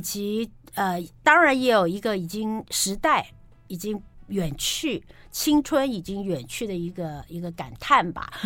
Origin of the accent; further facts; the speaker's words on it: Taipei, Taiwan; 像我住在台北市嘛，对了。我们都台北人